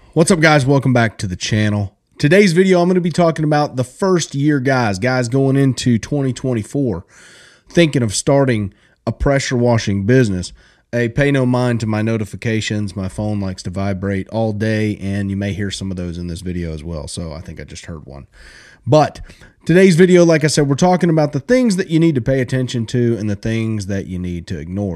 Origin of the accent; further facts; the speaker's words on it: South Alabama, United States; I grew up in South Alabama